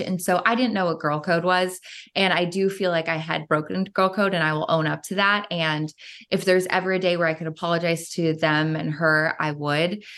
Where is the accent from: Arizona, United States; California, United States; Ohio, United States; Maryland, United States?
Ohio, United States; Cleveland; they started filming in my hometown of Cleveland, Ohio